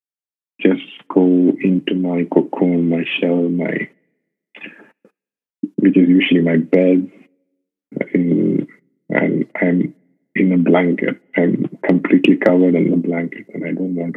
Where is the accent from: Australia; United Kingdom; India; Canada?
India; moved away as an adult; now in Dubai, United Arab Emirates; I'm based in Dubai. I've been here for about 6 years. I'm basically from India